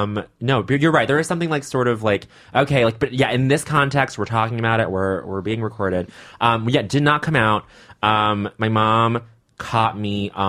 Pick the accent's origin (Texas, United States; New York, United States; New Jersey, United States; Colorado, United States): Colorado, United States; I grew up in Colorado, and we were next to Utah, and we had a lot of Mormons